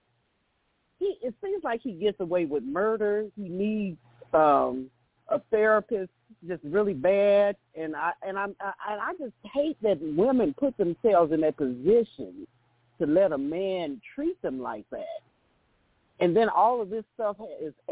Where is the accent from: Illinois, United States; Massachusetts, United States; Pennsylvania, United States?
Illinois, United States; Chicago; I'm from Chicago